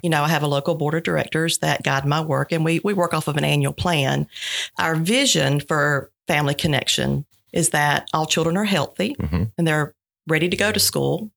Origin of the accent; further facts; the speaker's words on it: Sylvester, Georgia, United States; I grew up in Sylvester, uh, youngest of three kids, single parent home